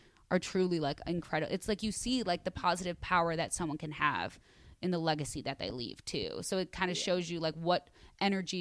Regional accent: Chicago, Illinois, United States; now in Los Angeles, United States; I'm from Chicago

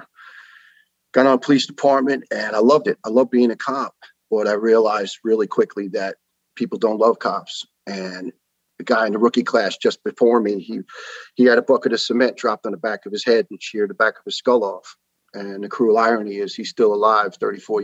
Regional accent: New York City, New York, United States; accent: New York; moved away as an adult; also born or lived in Brooklyn, New York / Ireland; now in Tennessee, United States; I'm a proud New York born and raised boy

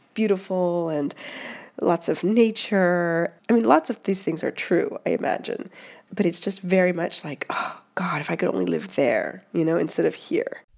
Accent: Seattle, Washington, United States; moved away as an adult; now in Rome, Italy; I'm from Seattle

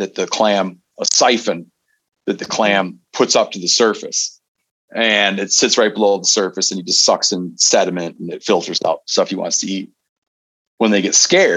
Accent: Michigan, United States; also born or lived in Seattle; grew up in Michigan

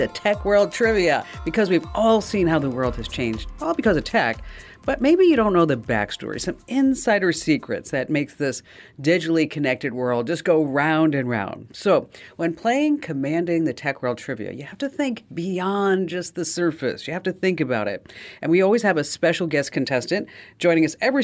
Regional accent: New Jersey, United States; I'm from New Jersey, so I say dwa

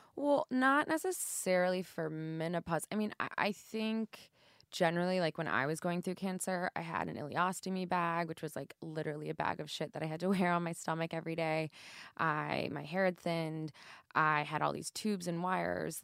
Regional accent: St. Louis, Missouri, United States; moved away; my hometown

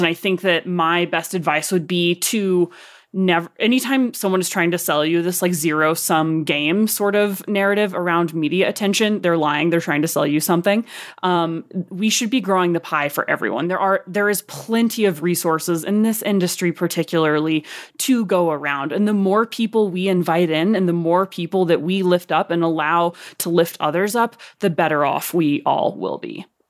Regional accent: Arkansas, United States; accent: Arkansas; my Arkansas accent

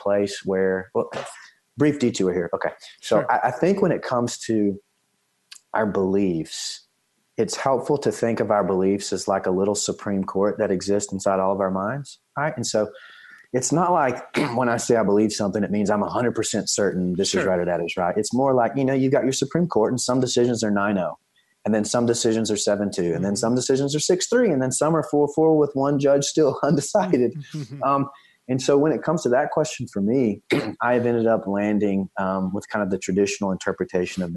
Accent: East Texas, United States; moved away; I'm from East Texas originally

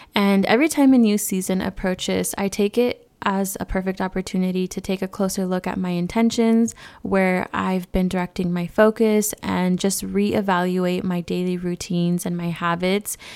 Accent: California, United States; moved away; born and raised in California

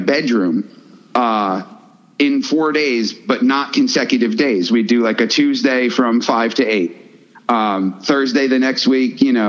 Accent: Woodstock, New York, United States; we grew up in Woodstock, man. Woodstock, New York

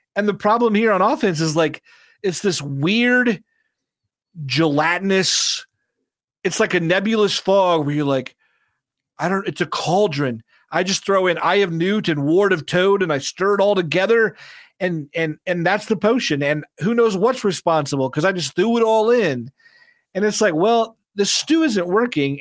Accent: Indiana, United States; I grew up in Indiana

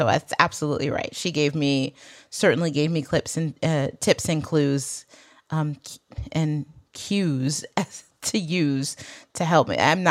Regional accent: Michigan, United States; accent: Michigan; I also got rid of my Michigan accent.

